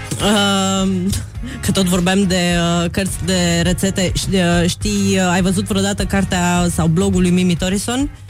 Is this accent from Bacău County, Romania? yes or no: yes; Bacău, Bacău County, Romania; moved away; Eu sunt din Moldova